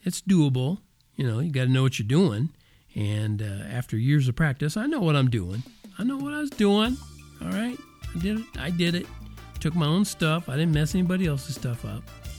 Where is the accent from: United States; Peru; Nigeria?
United States; Oklahoma; also born or lived in Texas / Kansas; That's what we always called them when I was growing up in Oklahoma and Texas and Kansas.